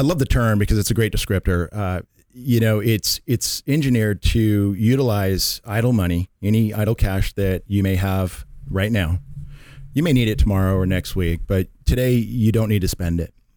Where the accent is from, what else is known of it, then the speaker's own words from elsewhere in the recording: Redmond, Washington, United States; moved away as an adult; now in Carlsbad, United States; born and raised in Seattle, Washington, Redmond, actually, uh, but I've lived in Carlsbad, uh, for about the last twenty years or more